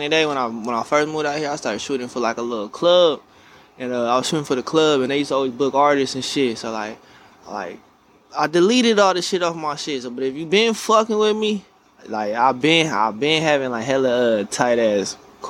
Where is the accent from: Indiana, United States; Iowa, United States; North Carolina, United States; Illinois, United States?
North Carolina, United States; also born or lived in Fayetteville, North Carolina; now in California, United States; I'm from North Carolina.